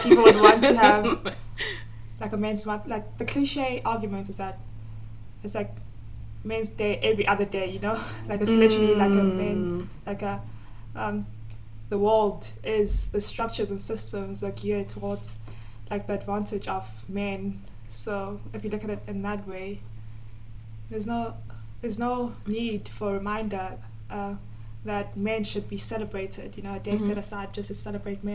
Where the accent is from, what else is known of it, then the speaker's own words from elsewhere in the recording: South Africa; I am from South Africa and I'm currently studying my master's in development